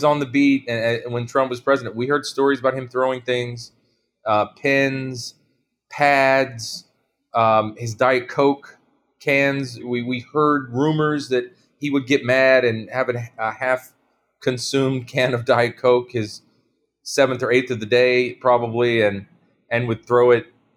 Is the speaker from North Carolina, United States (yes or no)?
yes; North Carolina, United States; my home state of North Carolina